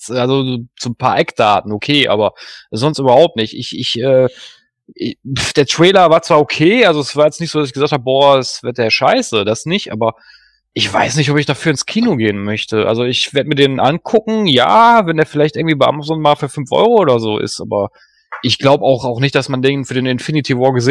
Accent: Duisburg, North Rhine-Westphalia, Germany; born there; bin ja gebürtiger Duisburger, das liegt ja da in der Nähe von Düsseldorf

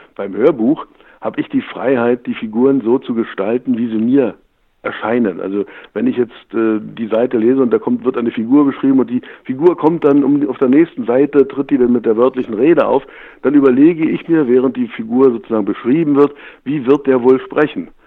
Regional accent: Germany; geboren bin ich in der DDR

